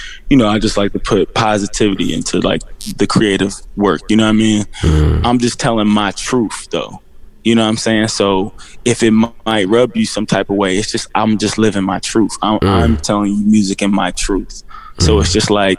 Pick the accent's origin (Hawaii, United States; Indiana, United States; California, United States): Indiana, United States; Indianapolis; moved away as an adult; also born or lived in Los Angeles; I came from Warren Central High School